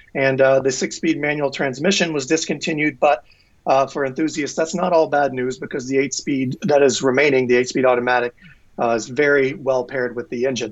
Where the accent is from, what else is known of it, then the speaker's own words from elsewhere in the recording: Tennessee, United States; moved away as an adult; now in Maine, United States; I live in Maine, but I'm originally from Tennessee.